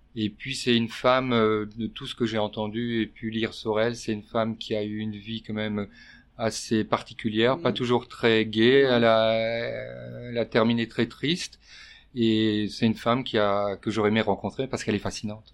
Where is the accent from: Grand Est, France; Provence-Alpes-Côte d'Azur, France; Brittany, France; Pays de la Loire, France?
Grand Est, France; Alsace; moved away as an adult; also born or lived in Monaco; now in Nice, France; je suis alsacien d'origine avec un nom breton. En Alsace, c'est la crème, c'est le beurre, c'est une bonne cuisine, c'est mes racines